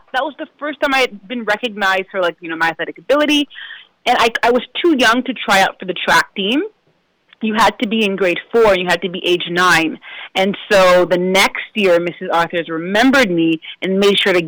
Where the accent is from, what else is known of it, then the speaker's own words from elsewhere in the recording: Oshawa, Ontario, Canada; also born or lived in Pickering, Ontario; I was born in Oshawa, Ontario